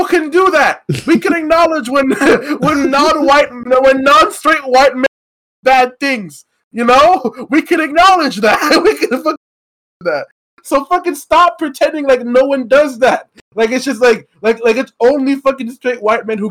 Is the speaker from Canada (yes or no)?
yes; Canada; we're from Canada